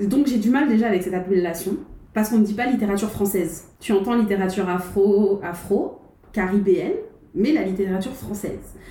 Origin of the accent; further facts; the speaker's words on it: Guadeloupe; je suis née en Guadeloupe, j'ai grandi en Guadeloupe